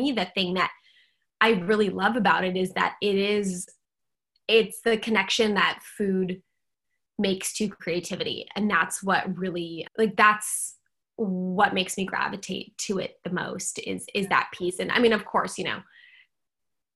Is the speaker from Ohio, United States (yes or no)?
no; Seattle, Washington, United States; now in San Francisco, United States; I grew up in Seattle